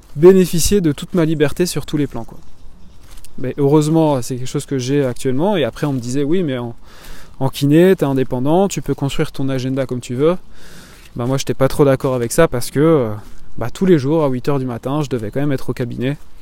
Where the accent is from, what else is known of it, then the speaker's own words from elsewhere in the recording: Belgium; moved away as an adult; also born or lived in Martinique / Toulouse, France; je suis belge, j'habitais en Belgique avant